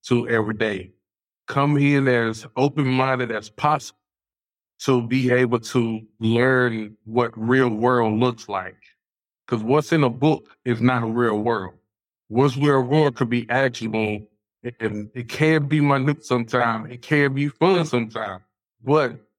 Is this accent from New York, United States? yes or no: no; Alabama, United States; moved away; I'm originally from Alabama